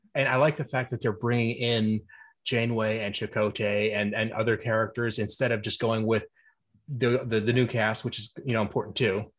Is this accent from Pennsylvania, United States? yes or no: yes; Pennsylvania, United States; I'm from Pennsylvania too